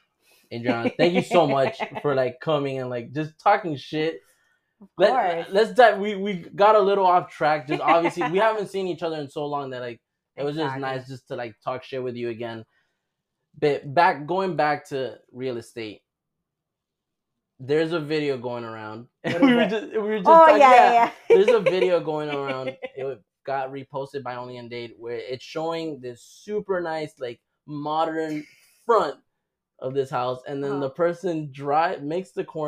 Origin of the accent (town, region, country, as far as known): Honduras